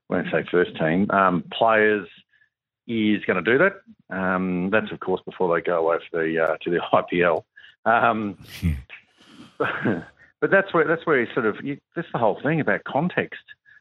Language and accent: English; Australia; as an Australian, former Australian player or, you know, a cricketer